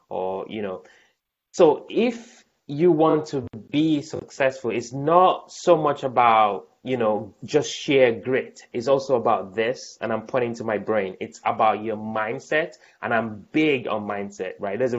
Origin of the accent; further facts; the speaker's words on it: United States; born there; I was born in America